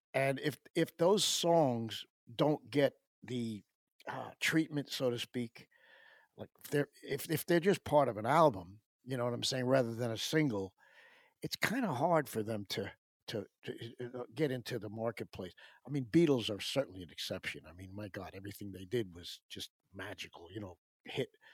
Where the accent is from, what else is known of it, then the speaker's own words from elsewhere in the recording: Pelham, New York, United States; also born or lived in Syracuse; in my hometown of Pelham